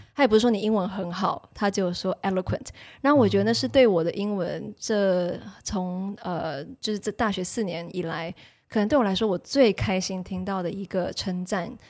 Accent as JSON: {"language": "Chinese", "country": "Taiwan", "tie": "born or raised there", "also_born_or_lived": "United States", "moved": "as an adult", "said": "我作为一个从小在台湾学英文的学生"}